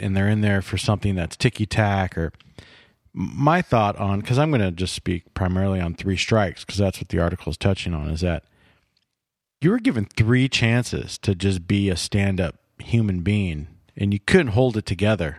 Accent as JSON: {"language": "English", "region": "California", "country": "United States", "tie": "born or raised there", "said": "Growing up in California"}